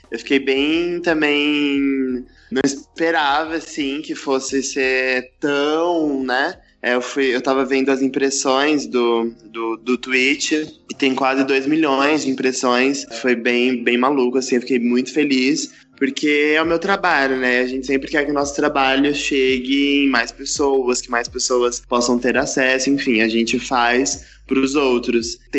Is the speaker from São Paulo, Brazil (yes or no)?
yes; São Paulo, Brazil; eu sou daqui de São Paulo, da capital, nascido e criado. Fui criado na, na periferia de São Paulo, é, morei lá por muitos anos da minha vida, recentemente saí.